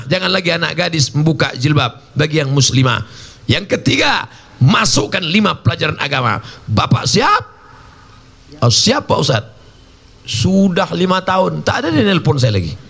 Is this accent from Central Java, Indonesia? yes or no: no; Riau, Indonesia; saya ceramah lah saya dari Riau ada satu kabupaten di tempat saya zakatnya 10 miliar